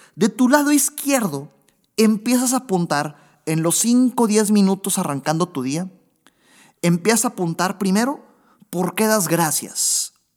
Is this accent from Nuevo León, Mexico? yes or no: yes; Monterrey, Nuevo León, Mexico; Monterrey, Nuevo León, de donde yo soy, donde estoy ahorita grabando precisamente